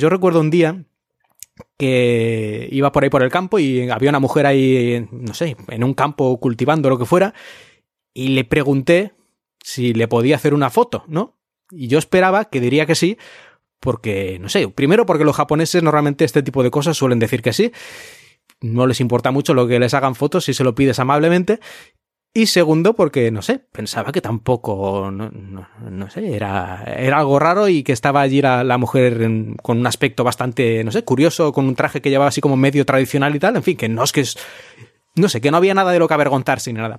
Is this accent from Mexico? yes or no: no; Spain; also born or lived in Japan; now in China; en España hemos tenido